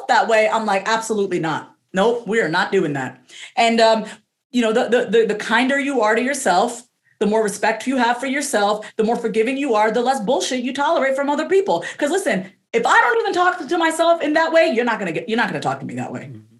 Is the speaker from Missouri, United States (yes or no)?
no; New York, United States; I'm first generation, so I was born and raised in New York